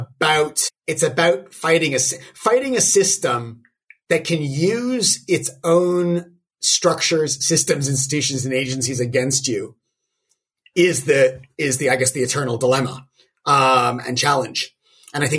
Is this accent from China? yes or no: no; Toronto, Ontario, Canada; growing up in Toronto in the '80s when there was a massive wave of skinheads